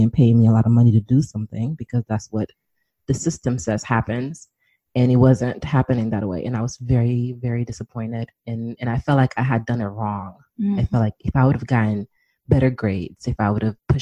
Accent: New York City, New York, United States; moved away as an adult; also born or lived in Washington, D.C.; I'm originally from New York City.

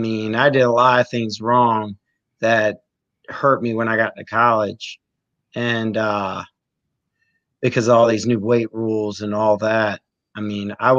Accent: Great Bridge, Virginia, United States; also born or lived in Portsmouth, Virginia; I moved to Great Bridge in fourth grade. Mm-hmm. And I moved from Portsmouth

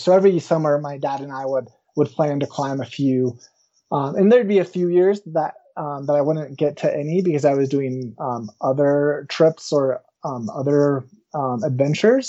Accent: Woodland Park, Colorado, United States; I grew up in the small town of Woodland Park, not too far from where I currently uh, live

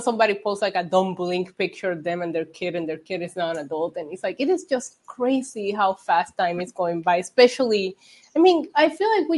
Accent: Puerto Rico; moved away; also born or lived in South Bend, Indiana / New York; I was born and raised in Puerto Rico

